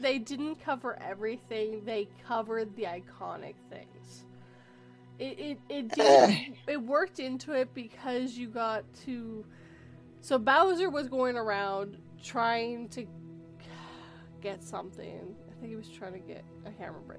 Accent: Canada; we have a way smaller population. It's tiny up here.

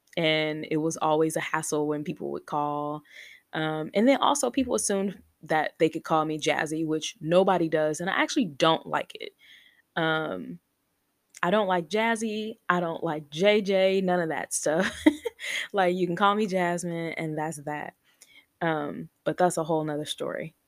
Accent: Chicago, Illinois, United States; now in Texas, United States; we currently live in Texas. We're originally from Chicago, but we currently live in Texas

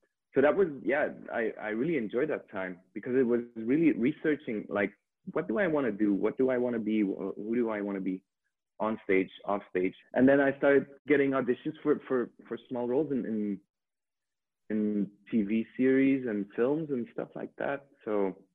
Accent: Ghent, Flanders, Belgium; I'm from Belgium, Ghent. Yeah. Now I live in the countryside, not far from Ghent

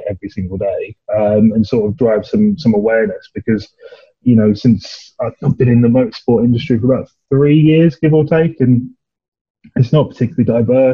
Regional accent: Essex, East of England, United Kingdom; I'm from Essex

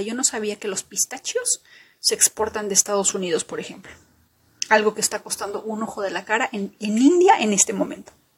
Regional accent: Peru; como peruana

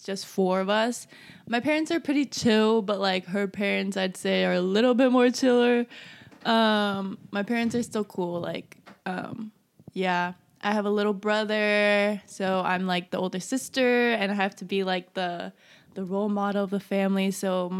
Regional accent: California, United States; I'm from California.

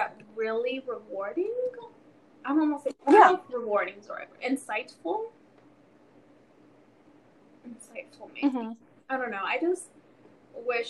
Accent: California, United States; now in Colorado, United States; from like California, mm-hmm. which I've lived in my whole life.

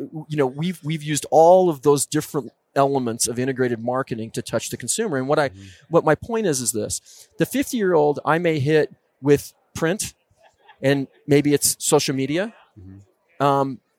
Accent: Colorado, United States; now in Oregon, United States; you know, we're out here in the West. I grew up in the West.

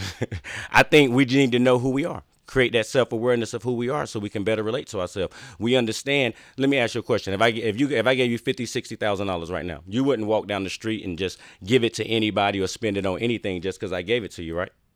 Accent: Wallace, North Carolina, United States; I grew up in Wallace, North Carolina, Eastern North Carolina. It's like a farm town

